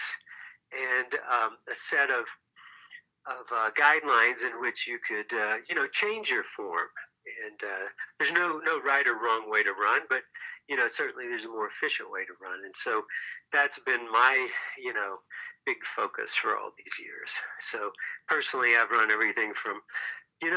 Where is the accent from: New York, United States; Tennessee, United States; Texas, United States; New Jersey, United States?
Tennessee, United States; moved away as an adult; also born or lived in Aspen, Colorado; now in Boulder, United States; I was a ski bum from Tennessee